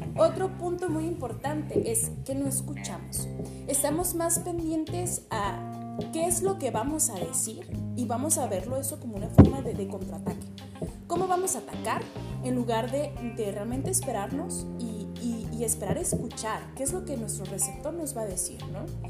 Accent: Cananea, Sonora, Mexico; soy de aquí de, de de Cananea Sonora

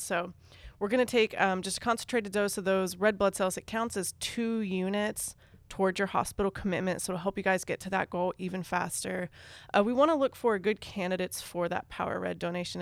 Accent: Northern Virginia, United States; moved away as an adult; also born or lived in Western Kentucky; now in Louisville, United States; I am from Northern Virginia, outside of D C.

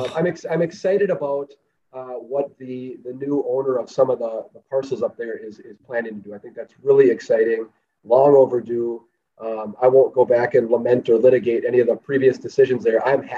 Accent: Duluth, Minnesota, United States; So I'm a born and raised Duluthian, grew up in the Chester Bowl neighborhood. And both of my parents are from the Iron Range.

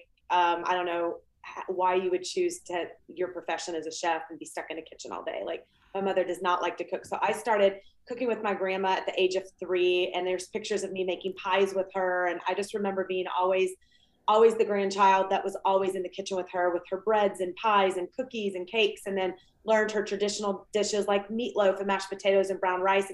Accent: Atlanta, Georgia, United States; moved away as an adult; also born or lived in Ohio / Southern California; now in Los Angeles, United States; I grew up in the South in Atlanta. I'm from Georgia. I'm a Southern girl

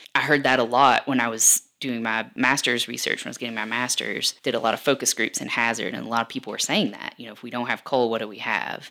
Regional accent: Perry County, Eastern Kentucky, United States; now in Lexington, United States; I'm from the region. I'm from Perry County

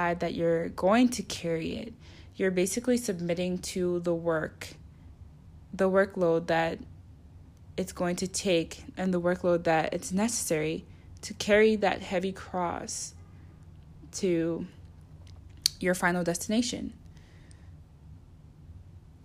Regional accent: United States; I'm from America

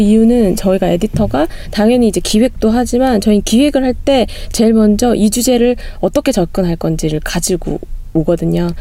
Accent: Gumi, North Gyeongsang, South Korea; 제가 고향이 구미거든요

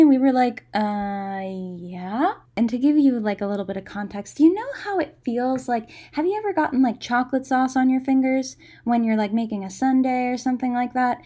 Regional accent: United States; dumb tourists from America

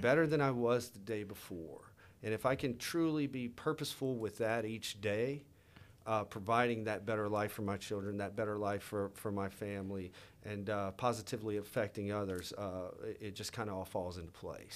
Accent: Louisiana, United States; I grew up in Louisiana, man, you know, like, southern, you know, the South

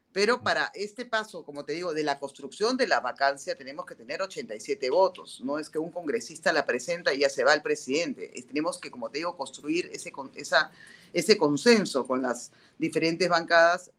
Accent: Peru; ese respeto que nos tenemos como peruanos

